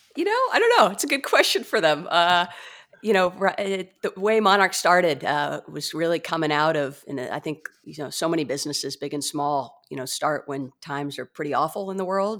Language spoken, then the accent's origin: English; San Diego, California, United States; also born or lived in Michigan; I was born and raised in San Diego